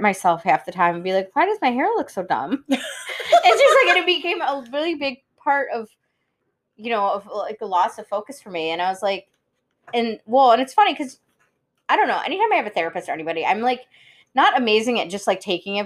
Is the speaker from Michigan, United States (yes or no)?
yes; Cass Lake, Michigan, United States; the lake that I grew up on, Cass Lake, is a very active lake